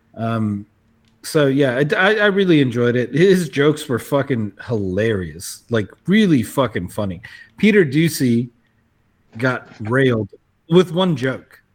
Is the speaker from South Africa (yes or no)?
yes; South Africa; as a South African